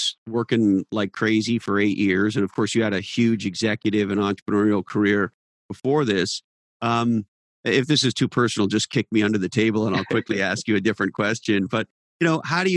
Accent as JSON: {"language": "English", "town": "Montreal", "region": "Quebec", "country": "Canada", "tie": "born or raised there", "said": "I grew up in Montreal, Canada, and we're famous for our hockey team, the Montreal Canadiens."}